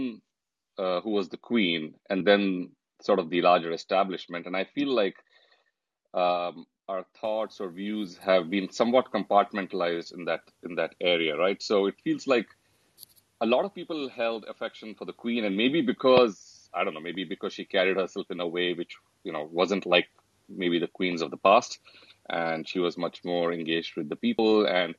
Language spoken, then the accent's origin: English; India; moved away; Four of us, we grew up in India